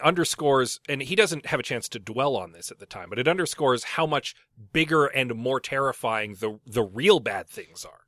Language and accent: English; St. Albert, Alberta, Canada; I grew up in Saint Albert